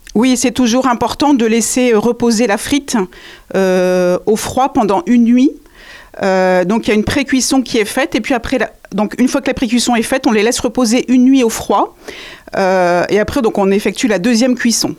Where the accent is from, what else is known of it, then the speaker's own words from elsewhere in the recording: the Nord, Hauts-de-France, France; also born or lived in Béthune; now in Angers, France; je viens du Nord également, tout à fait, ma famille est dans le Nord